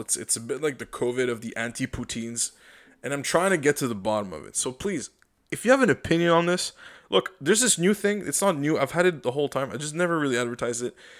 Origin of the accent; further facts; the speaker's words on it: Canada; I'm Canadian